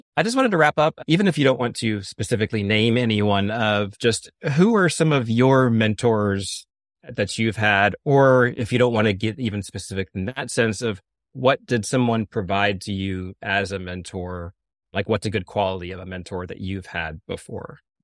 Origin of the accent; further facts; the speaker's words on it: Florida, United States; I'm from Florida